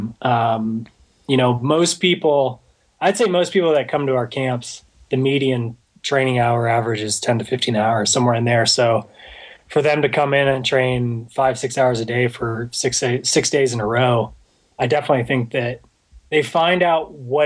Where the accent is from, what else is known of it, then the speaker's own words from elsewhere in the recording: Houston, Texas, United States; I grew up in Houston